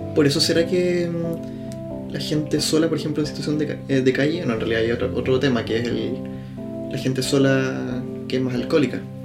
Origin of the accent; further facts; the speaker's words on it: Temuco, Araucanía, Chile; estamos grabando desde Temuco, que es mi ciudad natal, no la tuya, pero en esta casa en la que estamos grabando hemos vivido prácticamente toda nuestra vida